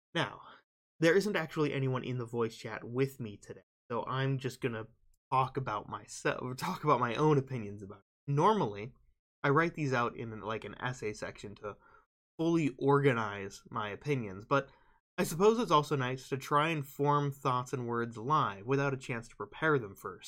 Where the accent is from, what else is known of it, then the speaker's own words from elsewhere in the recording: Nebraska, United States; my home state of Nebraska